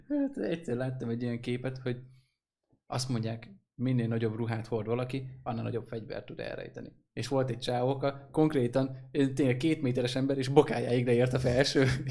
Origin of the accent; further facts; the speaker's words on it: Hungary; Vidékiek vagyunk